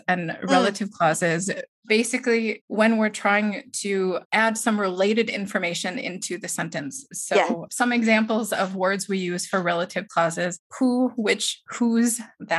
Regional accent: Wisconsin, United States; Well, in Wisconsin, we say things like, well, yeah, no.

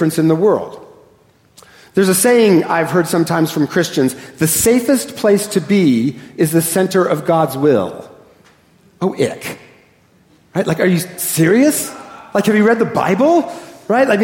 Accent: Seattle, Washington, United States; I am a northerner and I am from Seattle, so I speak very quickly

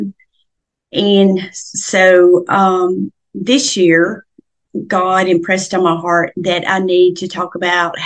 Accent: Middle Tennessee, United States; I was born and raised in Middle Tennessee, and I grew up on a farm

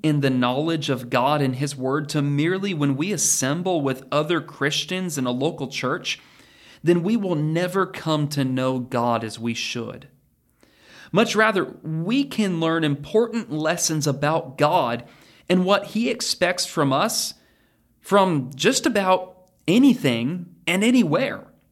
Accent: Oregon, United States; moved away as an adult; also born or lived in Texas / Kentucky; now in Danville, Kentucky, United States; my childhood when I was growing up in Oregon.

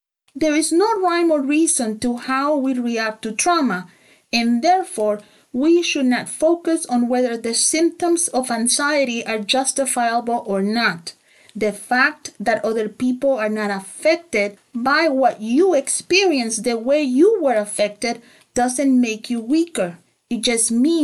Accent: El Salvador; I grew up in El Salvador

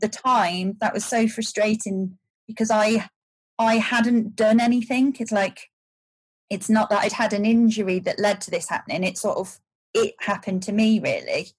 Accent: Shropshire, West Midlands, United Kingdom; moved away as an adult; also born or lived in United States; I grew up in Shropshire

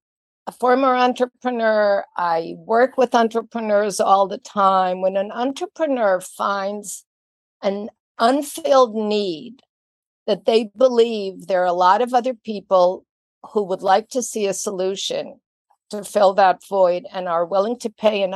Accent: Israel; moved away; I was born and raised in Israel

